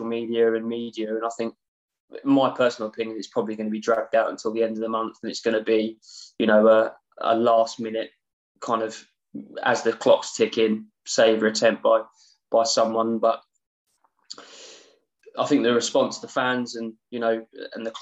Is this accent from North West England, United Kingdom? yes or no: no; Cambridge, East of England, United Kingdom; moved away; I'm from Cambridge originally.